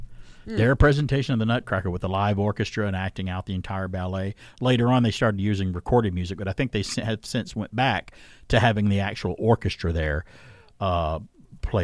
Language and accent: English; Centre, Alabama, United States; my local library growing up in Center, Alabama.